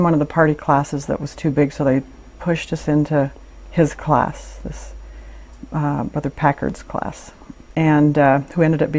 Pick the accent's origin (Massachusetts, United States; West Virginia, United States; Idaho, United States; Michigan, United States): Idaho, United States; Meridian; I was born in Meridian, Idaho.